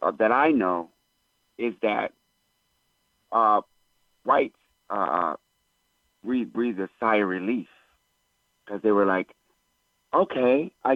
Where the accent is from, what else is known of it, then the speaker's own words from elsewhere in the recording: Maryland, United States; Because I'm from Maryland.